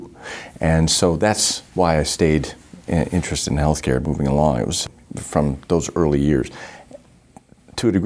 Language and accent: English; Northern Maine, United States; I grew up in Northern Maine